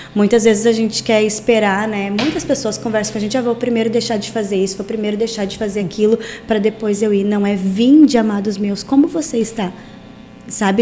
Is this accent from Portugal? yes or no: no; Portão, Rio Grande do Sul, Brazil; born or raised there; also born or lived in Campo Bom